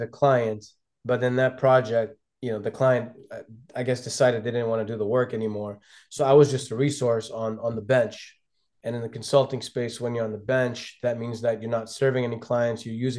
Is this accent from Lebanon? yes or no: yes; Lebanon; also born or lived in London, United Kingdom / Ghana; now in United States; if we go back to my roots, you know, I was born in London and I was raised between Lebanon and Ghana, West Africa. Yeah. So essentially, I came here as an international student. On a student visa to the University of Minnesota.